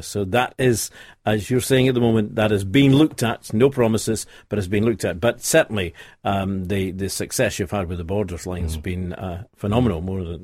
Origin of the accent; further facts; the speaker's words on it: Leven, Scotland, United Kingdom; I'm old enough to remember the Leven station being closed down because that's my hometown.